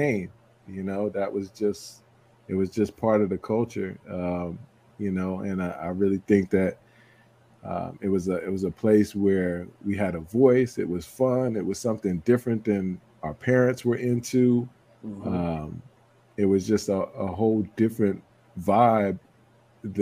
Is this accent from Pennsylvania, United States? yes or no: no; Roslyn, New York, United States; also born or lived in Hempstead, New York; I'm a New Yorker, born and raised on Long Island, what we call Strong Island. Was born in, lived in Hempstead up till 5 years old